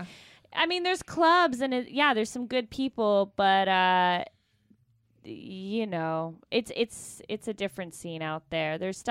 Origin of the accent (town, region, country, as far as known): Toronto, Ontario, Canada